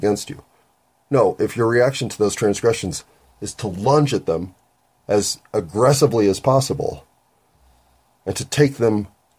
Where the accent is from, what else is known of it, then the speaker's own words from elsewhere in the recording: United States; I'm an American.